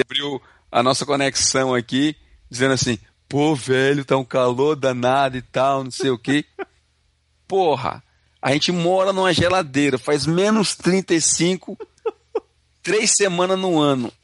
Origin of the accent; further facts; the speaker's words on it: Ceará, Brazil; now in Canada; Eu vim lá do Ceará